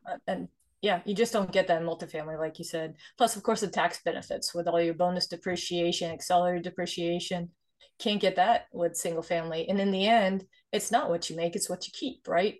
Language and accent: English; Sweden; moved away; I was born and raised in Sweden, actually, so I'm immigrant from Sweden